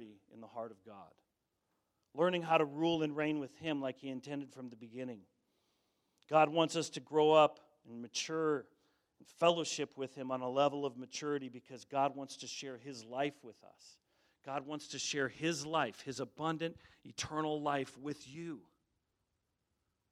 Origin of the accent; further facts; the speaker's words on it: Colorado, United States; I grew up in Colorado